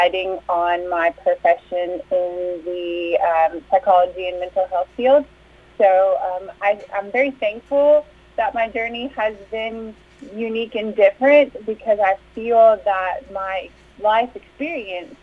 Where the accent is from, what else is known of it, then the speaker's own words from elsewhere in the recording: Tennessee, United States; also born or lived in California; We moved to Tennessee when I was 5 years old.